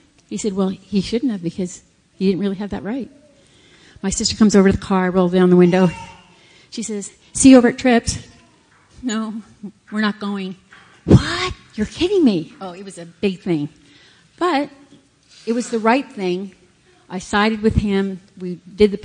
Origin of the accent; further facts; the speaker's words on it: Canada; moved away; we're Canadian, so we were up in Canada, and we were having dinner with my whole family.